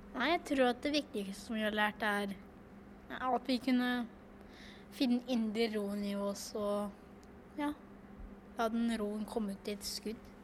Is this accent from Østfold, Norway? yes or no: no; Fåberg, Innlandet, Norway; jeg kommer fra Folberg.